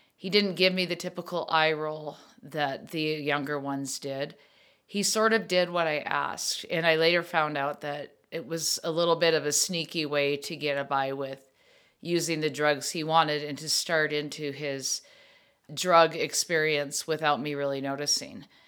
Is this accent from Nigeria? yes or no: no; Minnesota, United States; I come from Minnesota family, and thank yous are so big that we always write thank yous